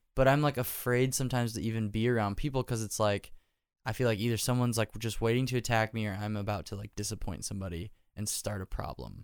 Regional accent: Nebraska, United States; now in Nashville, United States; I love living here 'cause I grew up in Nebraska

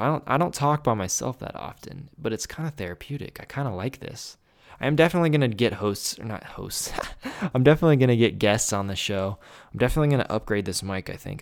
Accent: Grove City, Ohio, United States; I was born in Grove City, Ohio

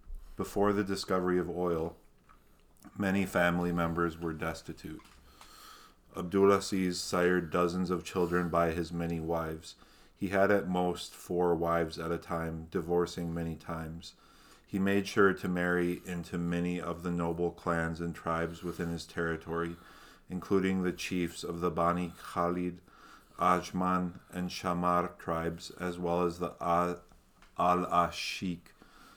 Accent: Mankato, Minnesota, United States; I was born in Mankato, Minnesota.

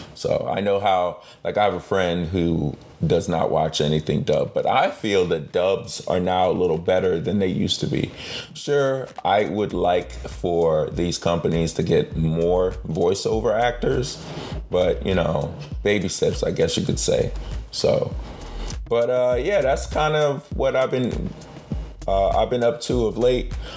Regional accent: United States

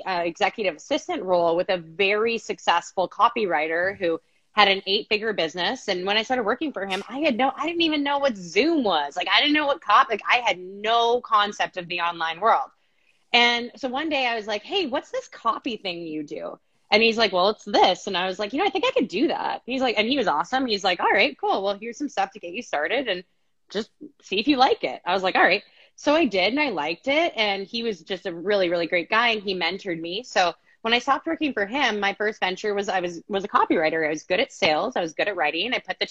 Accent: Canada; moved away as an adult; now in Phoenix, United States; I'm Canadian

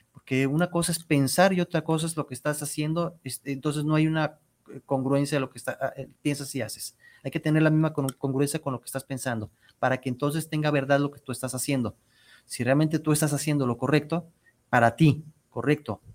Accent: Mexico

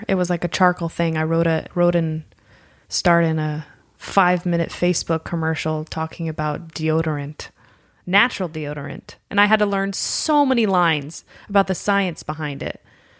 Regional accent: Los Angeles, California, United States; I'm born and raised in Los Angeles

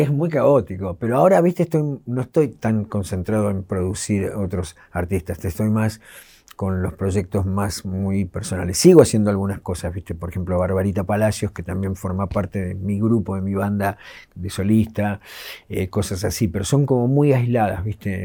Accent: Ciudad Jardín Lomas del Palomar, Buenos Aires Province, Argentina; yo crecí en Ciudad Jardín

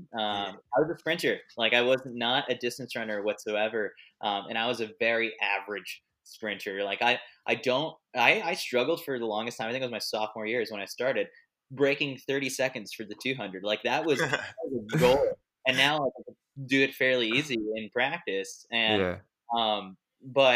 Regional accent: New York City, New York, United States; I grew up, born and raised in New York City, so I'm a New York City guy through and through

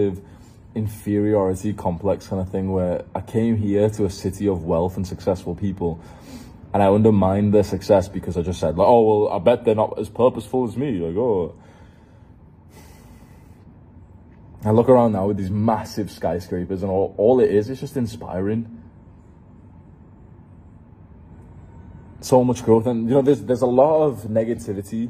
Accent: Manchester, North West England, United Kingdom; moved away; also born or lived in London; I'm from Manchester.

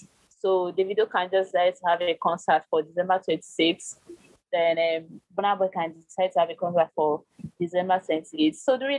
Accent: Nigeria; from Nigeria. I'm a digital marketer.

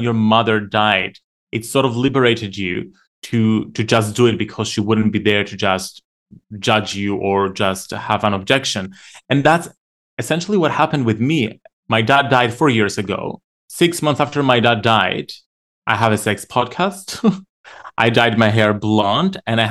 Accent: Cyprus; I grew up in Cyprus

